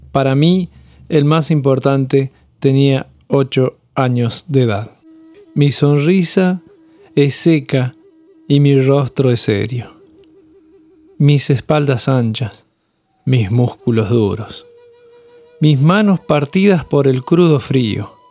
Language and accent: Spanish; Córdoba, Argentina; also born or lived in Tucumán / La Rioja / Salta; En el éxodo de mi familia, nací en Tucumán pero me crié en las sierras de Córdoba, en el valle de Punilla. Luego me mudé a La Rioja, al faldeo del Velasco, y seguí en Salta mascando coca debajo de algún lapacho florido.